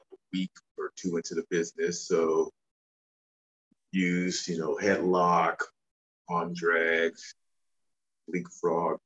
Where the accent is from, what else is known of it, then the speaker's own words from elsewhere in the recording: Memphis, Tennessee, United States; I grew up in the Mecca of Mid-South wrestling. So I spent my young childhood going to the Mid-South Coliseum, watching all the Memphis legends